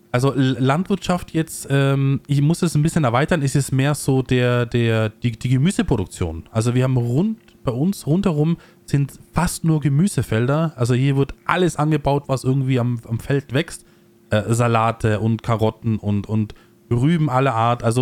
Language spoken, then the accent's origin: German; Innsbruck, Tyrol, Austria; Ich bin ja äh, in Innsbruck äh, geboren, aufgewachsen, lebe jetzt ein bisschen außerhalb